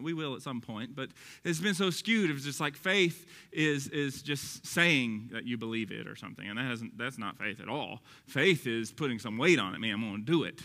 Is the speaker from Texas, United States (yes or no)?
yes; Texas, United States; accent: Texas; my Texas accent